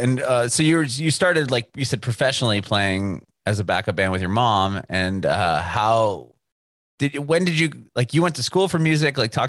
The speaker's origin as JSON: {"language": "English", "town": "San Diego", "region": "California", "country": "United States", "moved": "as an adult", "lives_now": "Nashville, United States", "said": "Nashville now, but originally from San Diego."}